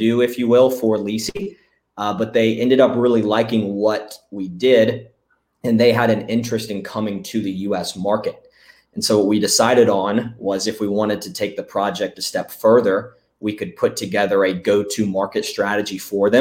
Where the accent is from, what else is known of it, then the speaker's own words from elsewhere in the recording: Florence, South Carolina, United States; moved away as an adult; now in Myrtle Beach, United States; For everyone in the States, that would be Florence. It's just about an hour away from where I am now here in Myrtle Beach. But that's where I grew up